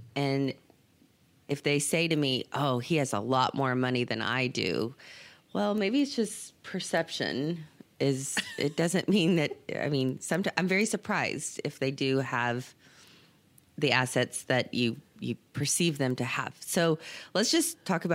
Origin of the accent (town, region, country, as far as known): Beeville, Texas, United States; born or raised there; also born or lived in Victoria, Texas